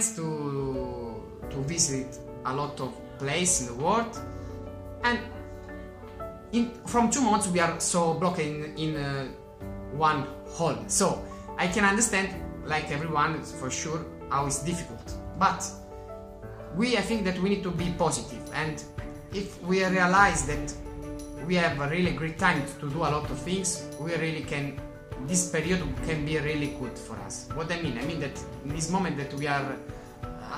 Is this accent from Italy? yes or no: yes; Italy; from Italy.